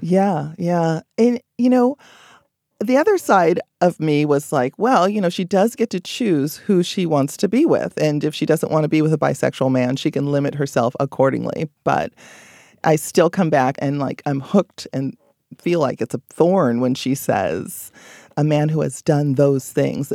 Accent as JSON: {"language": "English", "country": "Belize", "moved": "yes", "said": "I'm from Belize, so I go there quite frequently, several times a year, just to be with family"}